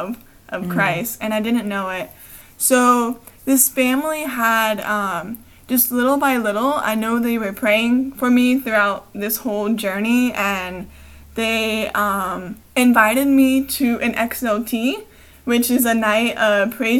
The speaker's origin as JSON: {"language": "English", "area": "Brevard County", "region": "Florida", "country": "United States", "tie": "born or raised there", "also_born_or_lived": "Clearwater, Florida", "said": "I grew up in Brevard County. I was born in Clearwater."}